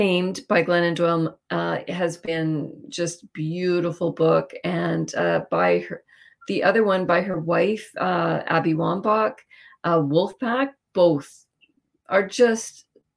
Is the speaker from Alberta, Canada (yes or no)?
no; Winnipeg, Manitoba, Canada; also born or lived in Vancouver; I grew up in Winnipeg in St. Vital